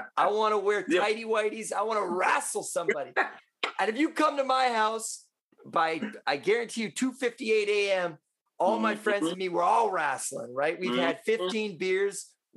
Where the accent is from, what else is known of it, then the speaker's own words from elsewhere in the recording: Vancouver, British Columbia, Canada; I'm from Vancouver